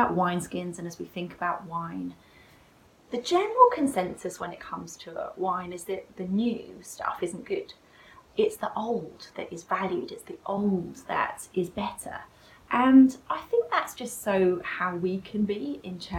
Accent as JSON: {"language": "English", "country": "United Kingdom", "said": "we're British"}